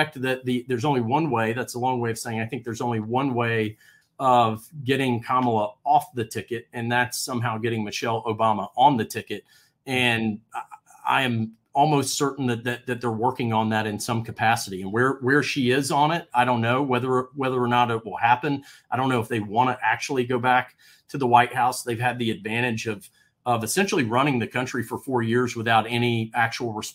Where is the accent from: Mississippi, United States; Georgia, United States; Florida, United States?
Georgia, United States; as a Georgian, as an American, especially as a Georgian